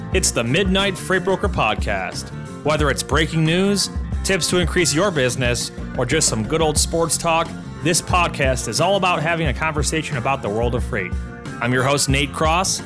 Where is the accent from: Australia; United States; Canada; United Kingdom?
United States; Buffalo, New York; my hometown, Buffalo, New York